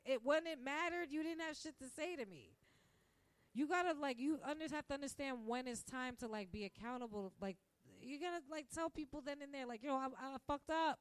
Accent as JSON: {"language": "English", "town": "New York City", "region": "New York", "country": "United States", "tie": "born or raised there", "moved": "as an adult", "lives_now": "Manhattan, United States", "said": "I grew up in Park Slope"}